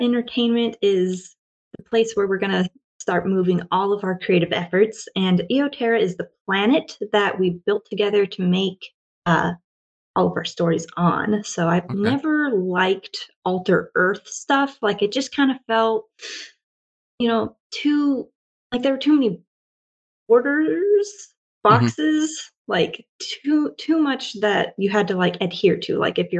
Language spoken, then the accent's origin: English; Washington, United States; born or raised there; moved away as an adult; also born or lived in Oregon; now in Japan